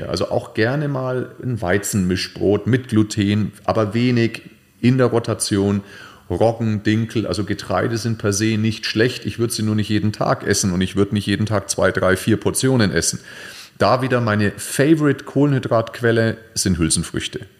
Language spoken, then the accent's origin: German; Nuremberg, Bavaria, Germany; Oder mal eine Nürnberger, ich komme ja aus Nürnberg, Nürnberger Bratwurst finde ich sensationell